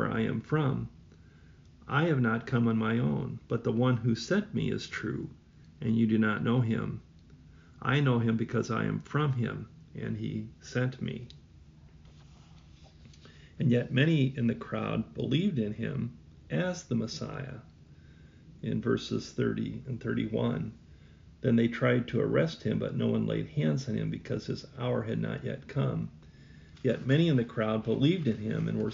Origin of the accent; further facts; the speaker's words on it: Northwest Iowa, United States; moved away; I'm from Northwest Iowa